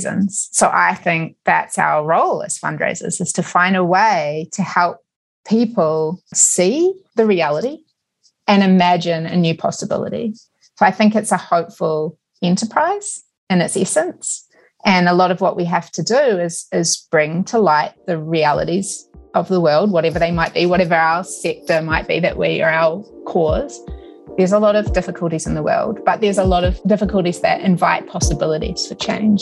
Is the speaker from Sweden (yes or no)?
no; New Zealand; moved away; I grew up in New Zealand